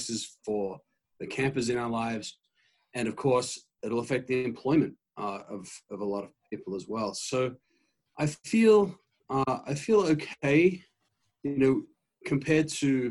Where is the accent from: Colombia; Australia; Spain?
Australia; moved away as an adult; now in Michigan, United States; You'll hear in my voice a hint of an accent. I come from Australia originally.